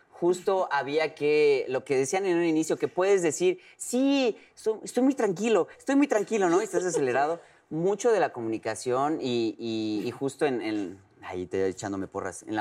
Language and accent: Spanish; Yucatán, Mexico; como yucateco